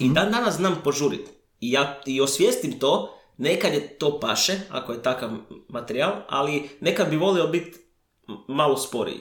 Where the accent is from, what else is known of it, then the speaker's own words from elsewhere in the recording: Croatia; kod nas u Hrvatskoj